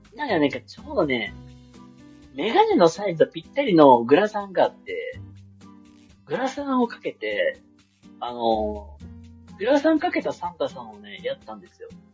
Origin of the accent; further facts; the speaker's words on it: Kansai, Japan; 自分関西出身やからさ